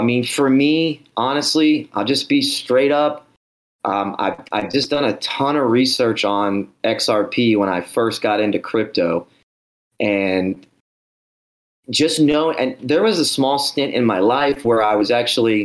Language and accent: English; New Orleans, Louisiana, United States; I grew up in New Orleans, Louisiana